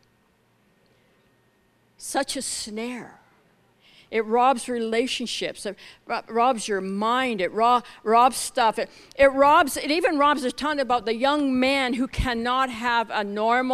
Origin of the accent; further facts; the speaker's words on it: Scotland, United Kingdom; we're both Scottish